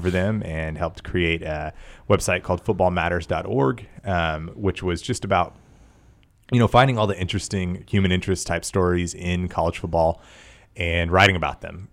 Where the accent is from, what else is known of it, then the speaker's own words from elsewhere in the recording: Tyler, Texas, United States; I grew up in East Texas and Tyler